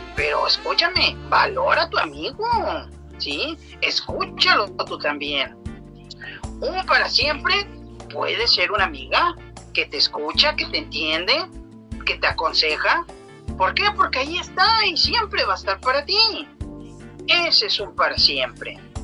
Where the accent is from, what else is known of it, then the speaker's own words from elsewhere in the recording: Ciudad Victoria, Tamaulipas, Mexico; nosotros somos de Ciudad Victoria, Tamaulipas